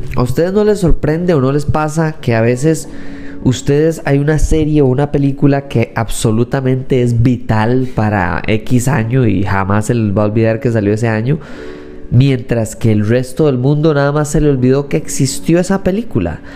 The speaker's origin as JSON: {"language": "Spanish", "country": "Costa Rica", "said": "soy tico"}